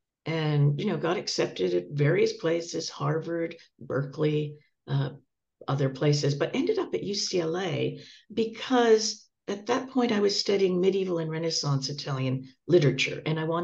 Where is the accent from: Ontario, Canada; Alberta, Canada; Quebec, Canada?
Ontario, Canada; Toronto; moved away as an adult; also born or lived in Terracina, Italy; now in Los Angeles, United States; I grew up in Toronto